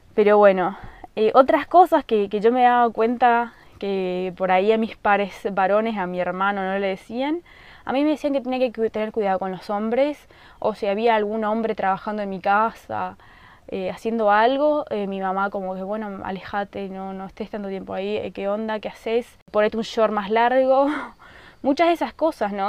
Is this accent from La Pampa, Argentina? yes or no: no; Colonia Aurora, Misiones, Argentina; yo nací en Colonia Aurora, un lugar muy chiquito, en Misiones, Argentina, en el campo